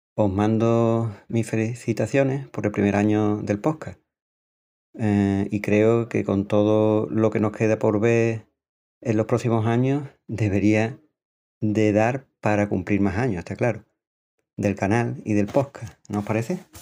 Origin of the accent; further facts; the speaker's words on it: a village in Cádiz, Andalusia, Spain; accent: Andalusian; now in San Pedro Alcántara, Spain; tengo un acento andaluz porque soy de un pueblo de Cádiz, aunque vivo y trabajo en San Pedro Alcántara, aquí en Málaga